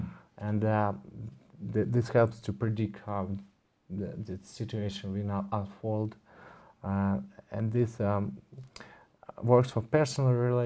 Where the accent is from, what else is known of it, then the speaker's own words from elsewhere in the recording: Moscow, Russia; I'm from Moscow, Russia. I live most of the time there